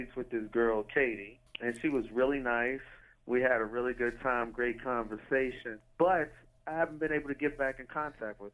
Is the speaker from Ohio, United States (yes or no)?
yes; Cuyahoga County, Ohio, United States; I grew up in Cuyahoga